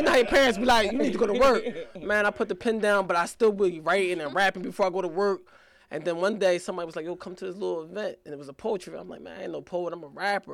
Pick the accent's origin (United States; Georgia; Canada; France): United States; New Jersey; also born or lived in Philadelphia, Pennsylvania; I'm originally from Philly. I'm a foster child from Philly, but then I was raised in South Jersey